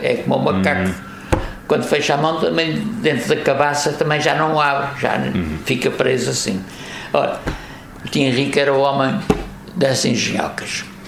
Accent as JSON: {"language": "Portuguese", "town": "Angra do Heroísmo", "region": "Azores", "country": "Portugal", "tie": "born or raised there", "moved": "as an adult", "lives_now": "Póvoa, Portugal", "said": "na minha freguesia da Conceição de Angra"}